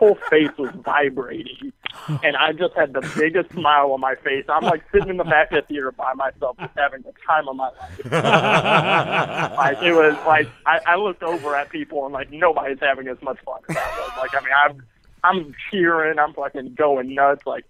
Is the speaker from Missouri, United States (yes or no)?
yes; St. Louis, Missouri, United States; now in Springfield, United States; I'm from St. Louis